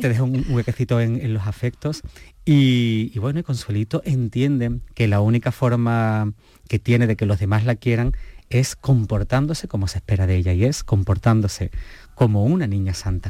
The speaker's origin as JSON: {"language": "Spanish", "town": "Moguer", "region": "Andalusia", "country": "Spain", "said": "yo soy de pueblo, yo soy de, de Moguer, de, Huelva"}